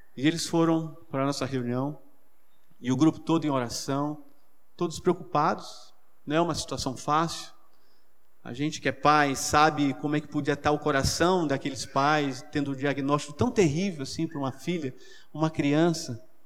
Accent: Manaus, Amazonas, Brazil; eu me lembro quando eu era adolescente em Manaus

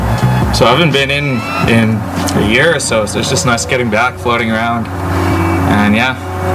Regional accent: Comox Valley, British Columbia, Canada; From Comox Valley.

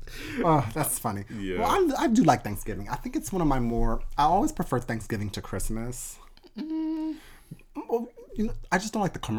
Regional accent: the North, United States; I'm from the North.

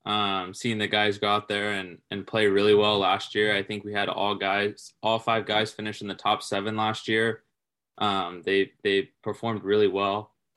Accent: Sacramento, California, United States; And I'm from Sacramento. So growing up, going up to Lake Tahoe every once in a while

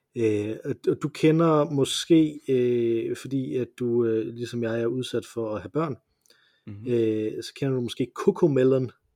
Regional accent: Jutland, Denmark; vi, vi kommer begge to fra Jylland

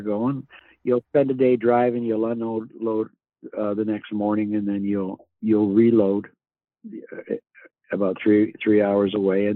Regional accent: Sydney, Nova Scotia, Canada; now in Coaldale, Canada; I'm from Sydney, Nova Scotia, Cape Breton. I've been living in Coaldale, Alberta, which is about 2.5 hours south of Calgary.

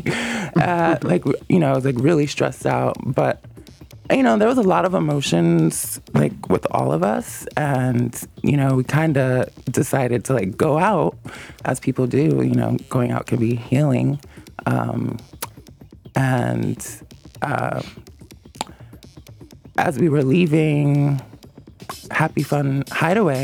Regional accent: New York, United States; moved away; also born or lived in California; I'm from New York, but I lived in California for like 6 years

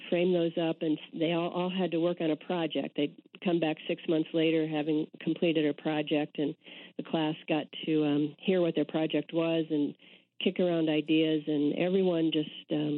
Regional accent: Indiana, United States; moved away; also born or lived in Austin, Texas / Wisconsin; I'm a Midwesterner. I grew up in Indiana

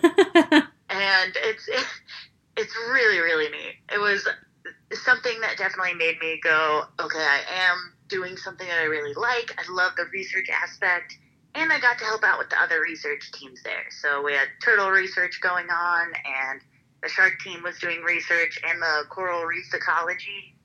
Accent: Northwest Indiana, United States; moved away; also born or lived in Nebraska / Florida; I was born in Nebraska, and I grew up in Northwest Indiana

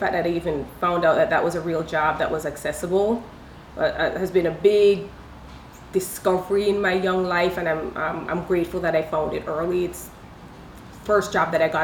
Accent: Jamaica; also born or lived in India; now in Los Angeles, United States; Growing up in Jamaica

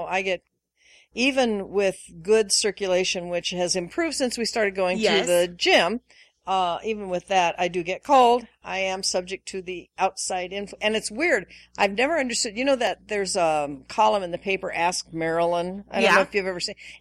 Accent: Washington, United States; moved away; I grew up in Washington State, various parts of Washington State

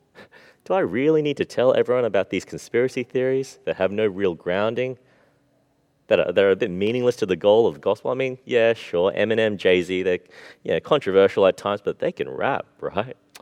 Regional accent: Australia; We grew up in Australia.

